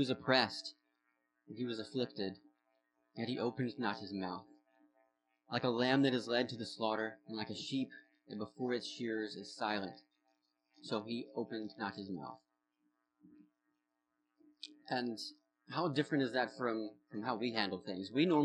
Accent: the South, United States; accent: southern; now in Vermont, United States; I was raised in church in the South. And specifically, yeah, like in this southern kind of small town Bible Belt youth group culture of the 2000s.

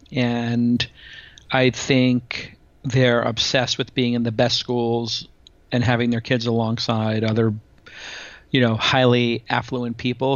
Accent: New York City, New York, United States; I'm a kid from Brooklyn who went to public school

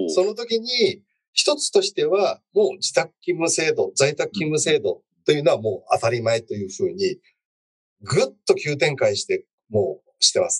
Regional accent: Yamaguchi, Japan; moved away; 私は山口県出身ですけども

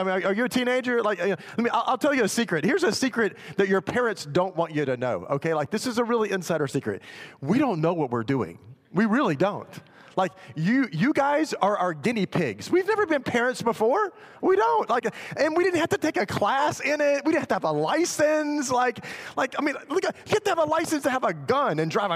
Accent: Memphis, Tennessee, United States; I was actually in my hometown in Memphis

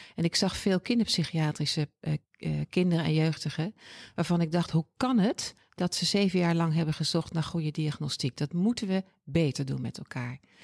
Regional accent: Oosterbeek, Gelderland, Netherlands; moved away as an adult; now in Utrecht, Netherlands; Geboren en getogen in Oosterbeek, dat ligt bij Arnhem, prachtige plaats.

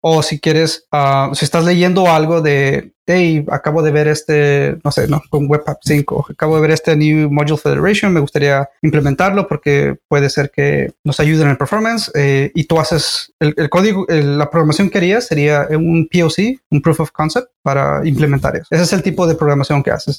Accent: Nogales, Sonora, Mexico; Soy originario de Nogales, Sonora, México

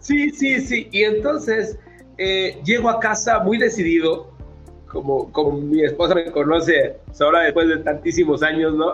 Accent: Culiacán, Sinaloa, Mexico; Yo soy de Culiacán, Sinaloa

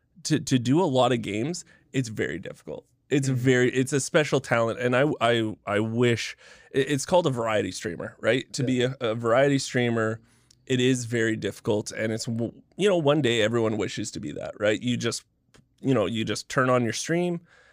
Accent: Canada; The gimmick is I'm Canadian.

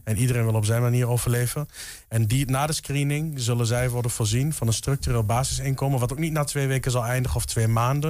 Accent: Enschede, Overijssel, Netherlands; kom oorspronkelijk uit Enschede.

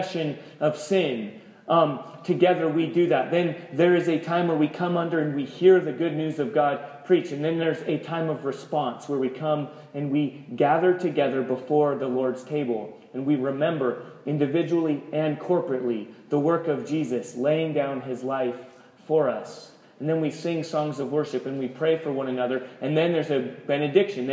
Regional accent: United States; We're American, we're Christian

